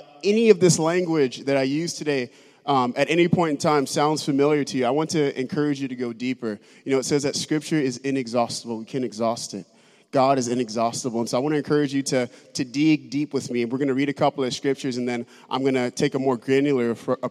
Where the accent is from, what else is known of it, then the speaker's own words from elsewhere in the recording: United States; as an American Christian